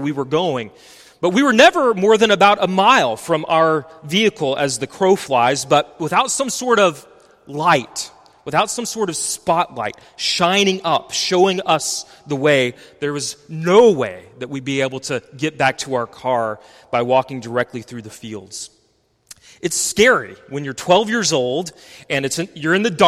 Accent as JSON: {"language": "English", "region": "West Texas", "country": "United States", "tie": "born or raised there", "said": "I grew up in West Texas, not far from Carlsbad, New Mexico"}